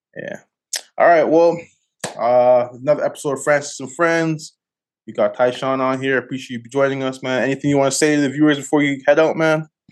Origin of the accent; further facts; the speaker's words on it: Toronto, Ontario, Canada; now in Calgary, Canada; I'm originally from Scarborough, from, like I'm from Galloway